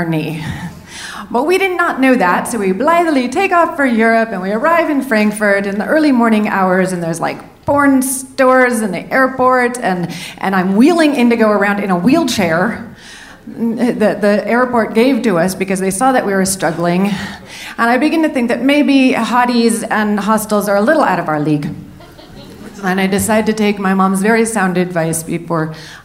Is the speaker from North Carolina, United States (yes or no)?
no; San Francisco, California, United States; also born or lived in New Orleans / New York; now in Denver, United States; I grew up in San Francisco with my mother